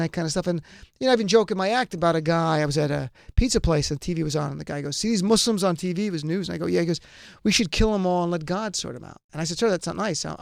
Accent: New Jersey, United States; This is Jersey. I grew up in North Jersey

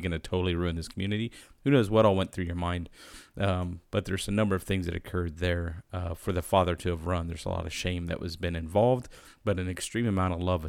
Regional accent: United States; as an American

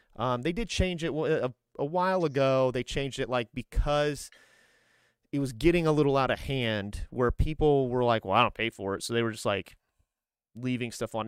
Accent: Grissom Air Force Base, Indiana, United States; moved away as an adult; also born or lived in Fort Drum, New York; I grew up outside of Grissom Air Force Base

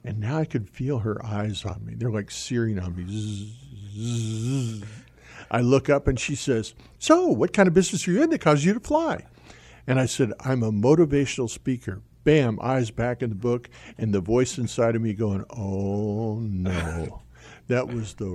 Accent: Albuquerque, New Mexico, United States; I was raised in Albuquerque, New Mexico

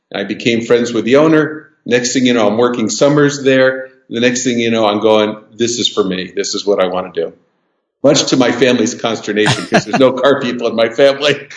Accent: Southern California, United States; I was born and raised in Southern California in the 50s and 60s

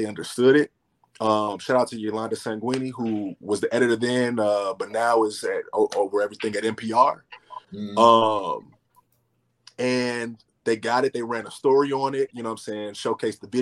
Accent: Chicago, Illinois, United States; I'm from Chicago

